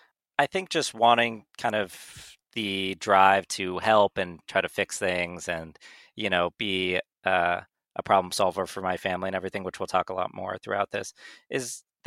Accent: Northern California, United States; moved away as an adult; now in New York, United States; So I'm originally from Northern California

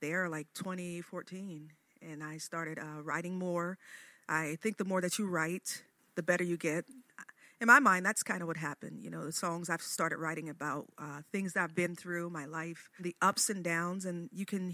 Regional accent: Chester, Pennsylvania, United States; now in Wilmington, United States; I'm originally from Chester, Pennsylvania

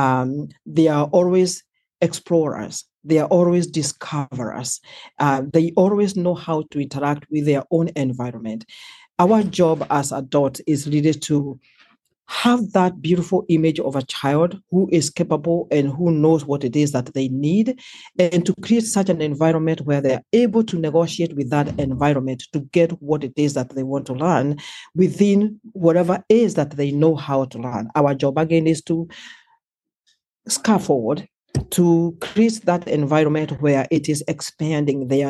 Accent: Kenya; moved away as an adult; I was born and raised in Kenya

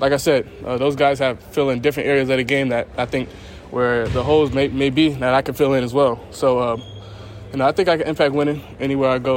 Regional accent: Marietta, Georgia, United States; I'm come from Marietta, so in Georgia

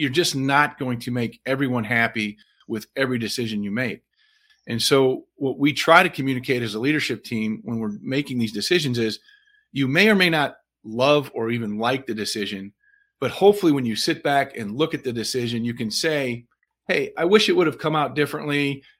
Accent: Illinois, United States; I grew up in the Midwest on the western side of Illinois in a very, very middle-class blue-collar family.

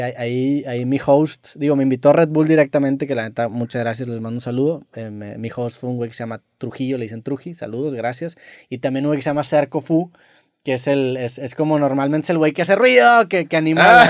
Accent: Mexico; todos como mexicanos y como latinoamericanos

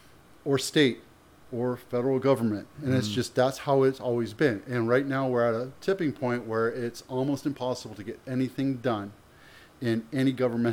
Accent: Canada; born there; You know, I'm Canadian by birth. I don't really know what's going on over there, but I don't care.

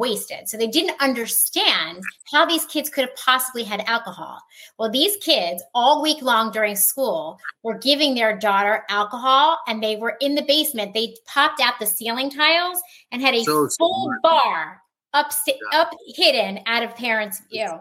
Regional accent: Philadelphia, Pennsylvania, United States; We're all from Philly.

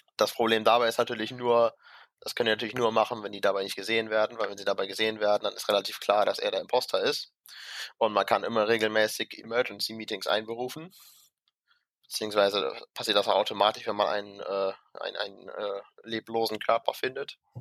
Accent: Mönchengladbach, North Rhine-Westphalia, Germany; wir haben ja in Rheindalen immer, äh, wo ich herkomme, montagsabends immer eine Leitungsrunde

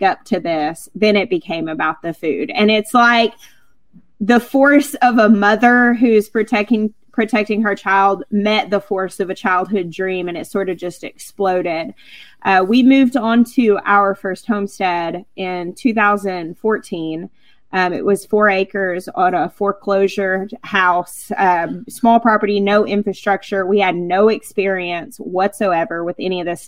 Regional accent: Arkansas, United States; I grew up in Arkansas, which is called the natural state

